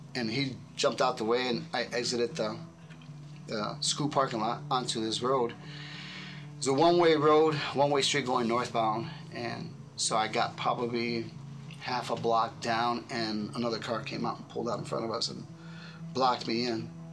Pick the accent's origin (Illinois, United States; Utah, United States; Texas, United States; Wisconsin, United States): Illinois, United States; Chicago; I grew up Catholic in Chicago